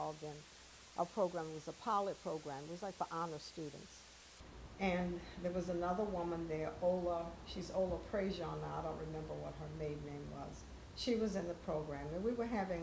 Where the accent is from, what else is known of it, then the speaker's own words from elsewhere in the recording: New Orleans, Louisiana, United States; also born or lived in Washington, D.C.; I was born and raised in New Orleans